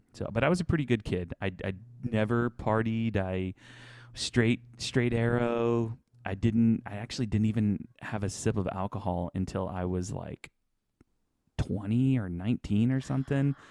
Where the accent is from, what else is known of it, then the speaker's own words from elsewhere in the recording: Houston, Texas, United States; also born or lived in Channelview, Texas; we moved from Channel View to, like, the south side of Houston